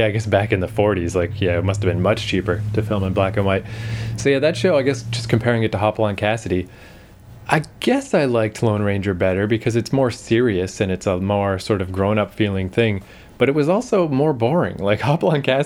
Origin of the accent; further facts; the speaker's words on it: Canada; In case people can't tell from our charming accents, we're Canadian.